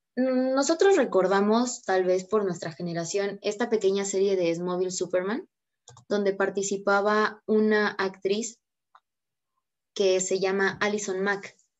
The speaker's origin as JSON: {"language": "Spanish", "country": "Mexico", "said": "uno como mexicano es un poquito curioso"}